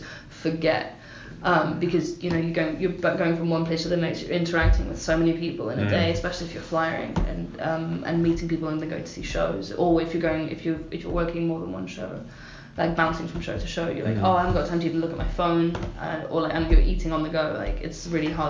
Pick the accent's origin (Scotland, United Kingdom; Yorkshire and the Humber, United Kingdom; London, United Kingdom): London, United Kingdom; I'm from London